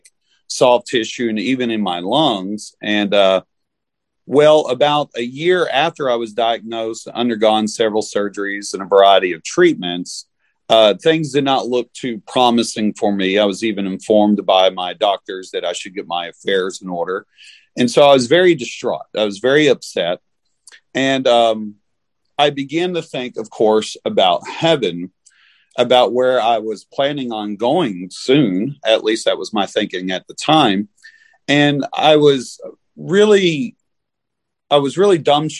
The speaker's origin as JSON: {"language": "English", "region": "Kentucky", "country": "United States", "also_born_or_lived": "North Carolina", "moved": "as an adult", "lives_now": "Brandenburg, United States", "said": "I am originally from Kentucky, although I spent the last 15 years or so ministering to a small church in North Carolina"}